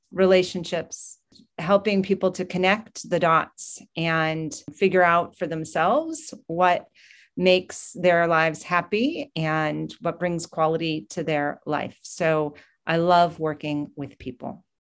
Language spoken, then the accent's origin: English; New Hampshire, United States; moved away; From New Hampshire is where I grew up